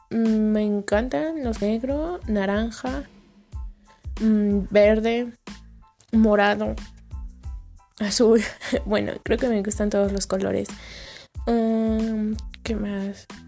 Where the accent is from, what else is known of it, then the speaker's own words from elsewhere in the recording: Mexico City, Mexico; soy de la Ciudad de México, tengo 16 años … Ah, nací el 9 de abril de 2004, digo el 9 de julio de 2004.